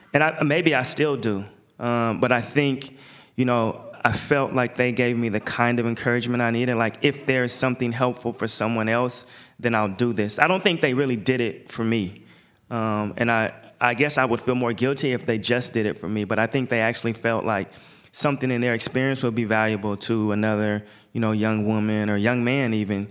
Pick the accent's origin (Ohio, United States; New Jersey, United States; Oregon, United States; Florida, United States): Oregon, United States; Portland; everywhere I go, I say I'm from Portland.